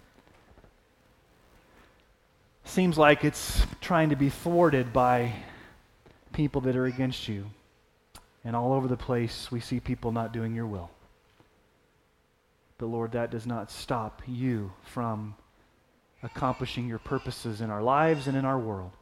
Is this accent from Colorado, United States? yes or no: no; Texas, United States; growing up in Texas, we would have Sunday night worship service